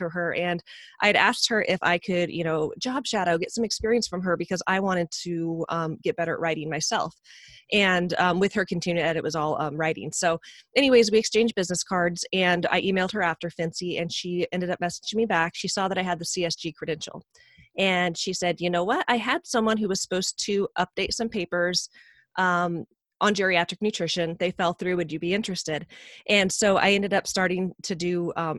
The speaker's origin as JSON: {"language": "English", "town": "Medford", "region": "Oregon", "country": "United States", "said": "we were both from Medford, Oregon"}